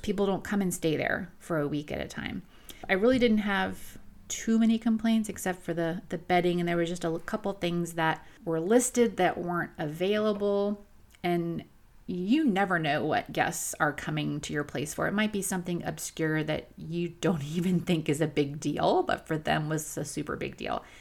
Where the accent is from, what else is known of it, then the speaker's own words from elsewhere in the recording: Florida, United States; I come from Florida. I live on a, a half acre on a lake